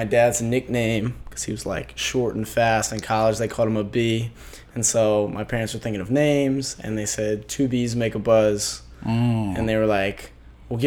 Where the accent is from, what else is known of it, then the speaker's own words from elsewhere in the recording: Annapolis, Maryland, United States; I'm from Annapolis, Maryland